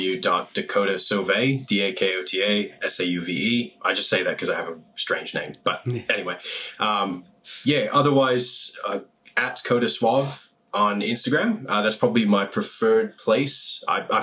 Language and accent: English; United States; I'm American